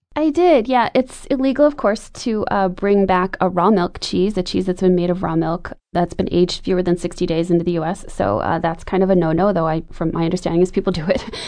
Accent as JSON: {"language": "English", "region": "Wisconsin", "country": "United States", "tie": "born or raised there", "said": "I was a kid growing up in Wisconsin"}